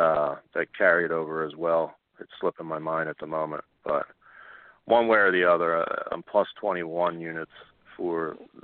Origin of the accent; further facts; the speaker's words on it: Philadelphia, Pennsylvania, United States; they are in my hometown, Temple